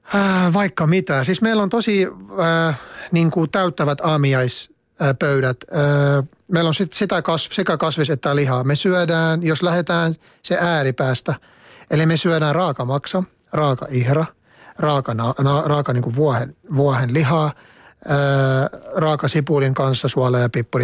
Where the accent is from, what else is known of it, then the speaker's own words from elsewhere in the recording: Lebanon; Finnish is a second language; moved away as an adult; now in Finland; maitotuotteita meillä päin syödään niin kuin juustoina ja, ja jogurttina ja kaikki sellaista, mutta ei niin usein ruoanlaitossa